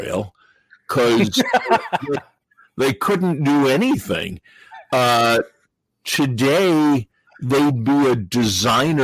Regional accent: New York, United States; also born or lived in New England; I grew up in New York

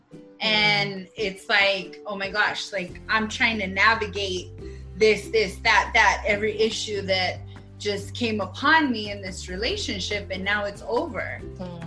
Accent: New Mexico, United States; also born or lived in Phoenix; I am from New Mexico. I'm back home

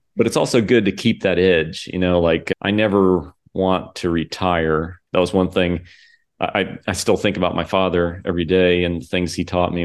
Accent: Port Orange, Florida, United States; also born or lived in Daytona Beach, Florida; I grew up here in Daytona and in Port Orange.

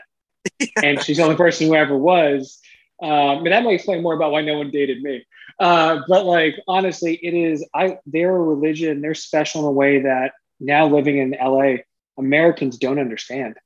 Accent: Toronto, Ontario, Canada; I'm from Toronto, born and bred

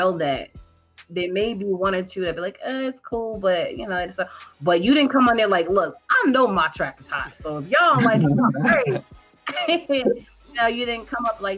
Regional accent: Connecticut, United States; I'm from Connecticut right next to New York

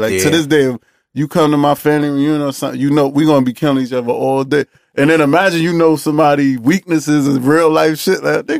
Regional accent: New York City, New York, United States; I'm from Coney Island and Coney Island Bed-Stuy.

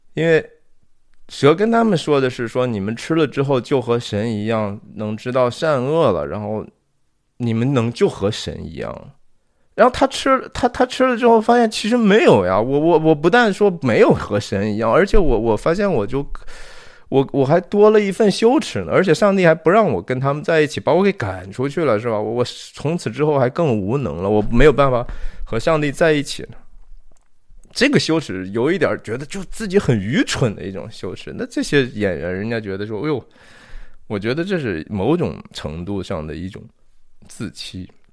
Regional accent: Shanxi, China; 我是山西人啊，我是中国的山西籍贯的人

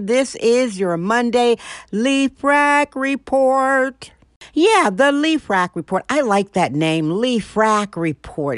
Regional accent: Milwaukee, Wisconsin, United States; moved away; Milwaukee, Wisconsin, my hometown

